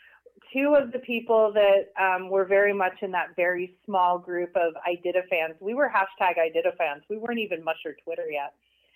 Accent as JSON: {"language": "English", "town": "Kenai", "region": "Alaska", "country": "United States", "tie": "born or raised there", "said": "my home base is Kenai, Alaska, where I was born in, well, I wasn't born, but I was raised there"}